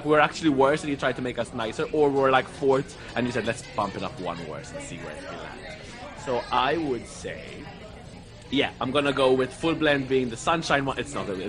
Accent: Malta

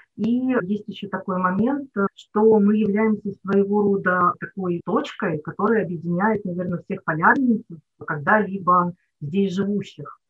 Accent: Nizhny Novgorod Oblast, Russia; moved away as an adult; now in Polyarny, Russia; Я сама родилась не здесь, в Нижегородской области, и до 24 лет жила там.

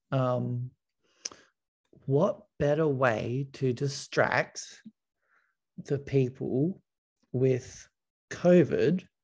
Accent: Serbia; born there; I was born in Yugoslavia.

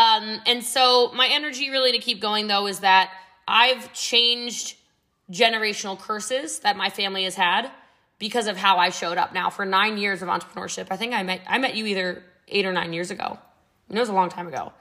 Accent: Middletown, Maryland, United States; also born or lived in New York; now in Texas, United States; I'm actually from Frederick County, Maryland, but I'm from Middletown before it was Middletown now

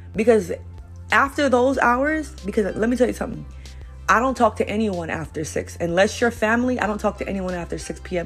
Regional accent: New York City, New York, United States; I'm originally from Brooklyn, New York

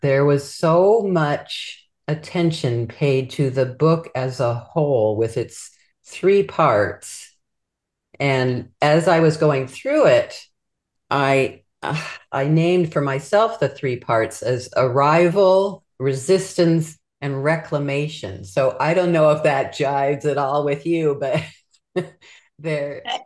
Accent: Culver City, California, United States; I went to uh, the Catholic Church in Culver City for many, many years when I was a kid

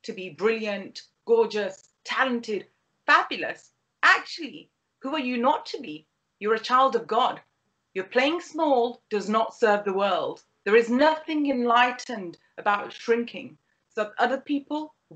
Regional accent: United Kingdom; as a British Pakistani

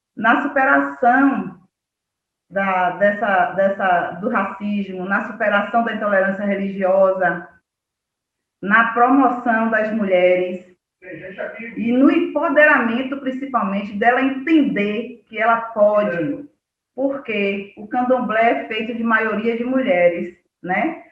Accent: Cachoeira, Bahia, Brazil; now in Muritiba, Brazil; eu cresci em Cachoeira

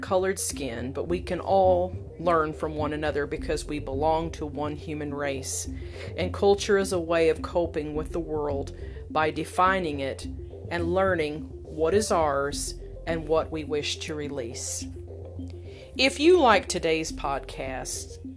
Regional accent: United States; as an American, you know, living or traveling abroad

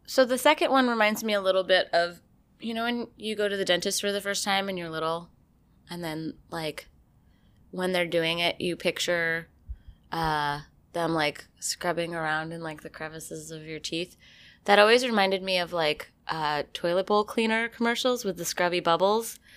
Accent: about 15 miles north of Saratoga, New York, United States; born or raised there; moved away

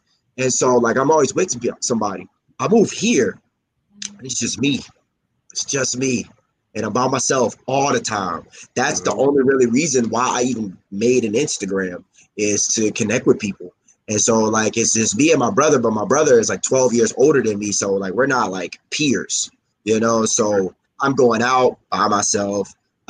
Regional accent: Baltimore, Maryland, United States; moved away as an adult; also born or lived in Georgia / Louisiana; now in Hawaii, United States; My mom was just in Georgia when she had me. I was raised in Louisiana until I was 8. And I moved to Baltimore when I was 8. And I lived there until I moved to Hawaii when I was 24.

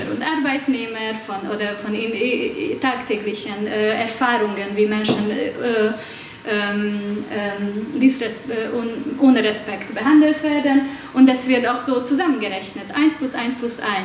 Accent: Hungary; German is a second language; Ich komme aus Ungarn, äh, also werdet ihr mit meinem Akzent und mit meinen grammatikalischen Fehlern leben müssen.

